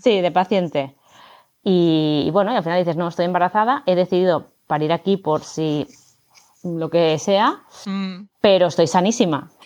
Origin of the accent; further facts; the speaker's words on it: Barcelona, Catalonia, Spain; now in Madrid, Spain; yo vivo en Madrid, soy de Barcelona, pero vivo en Madrid